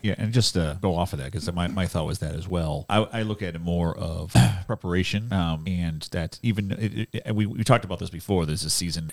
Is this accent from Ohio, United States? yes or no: no; Boston, Massachusetts, United States; I grew up in Boston. I learned to drive in Boston